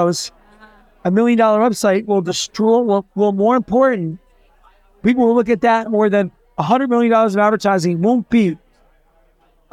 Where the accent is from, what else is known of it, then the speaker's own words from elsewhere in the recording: New Jersey, United States; moved away; from Jersey originally.